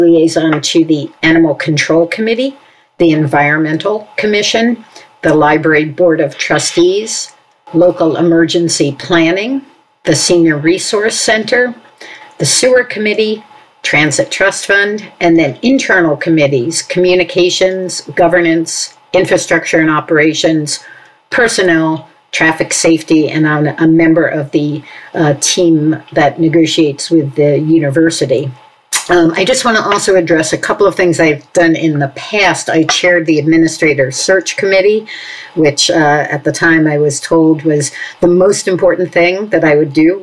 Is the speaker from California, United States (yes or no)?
no; New York City, New York, United States; moved away as an adult; now in Princeton, United States; I grew up in New York City and, you know, lived there my entire childhood on the Upper West Side of Manhattan.